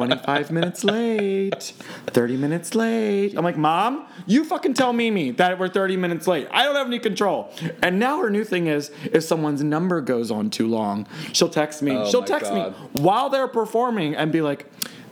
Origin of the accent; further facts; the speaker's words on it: Maryland, United States; Oh, I'm from Maryland.